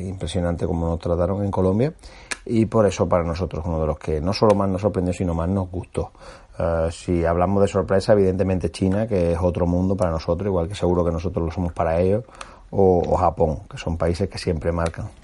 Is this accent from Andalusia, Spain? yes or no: yes; Cádiz, Andalusia, Spain; muy de mi tierra, de Gadi